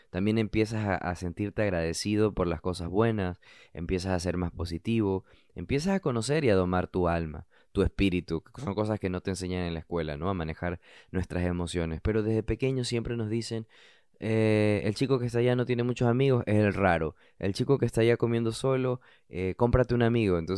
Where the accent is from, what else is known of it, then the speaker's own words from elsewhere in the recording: Brooklyn, New York, United States; also born or lived in New Jersey; Yo crecí eh, estudiando en Brooklyn, estudié en la escuela de high school en Jersey City, estudié em, en New Jersey. Estudié en New Jersey.